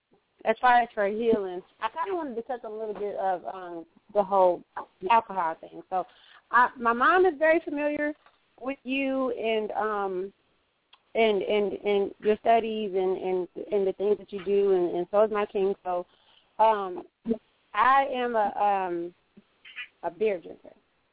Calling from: Phoenix, Arizona, United States; I'm calling from Phoenix.

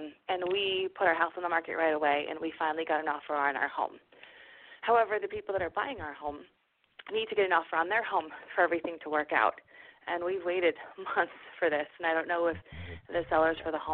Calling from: Westfield, Massachusetts, United States; I'm calling from Westfield, Massachusetts.

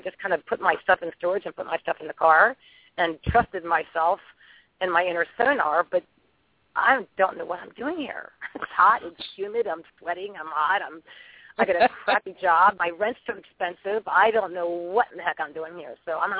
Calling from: Key West, Florida, United States; also born or lived in California; My area code is California, but I'm calling from Key West, Florida.

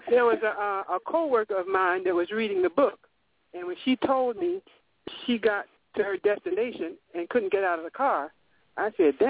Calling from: Florida, United States; By the way, I'm calling from Florida.

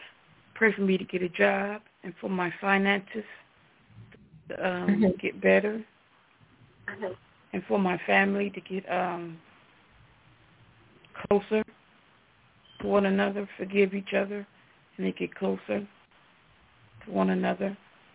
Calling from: Ohio, United States

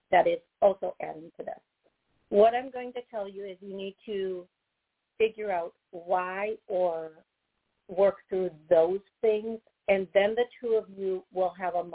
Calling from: Cleveland, Ohio, United States; Um, calling from Cleveland, Ohio.

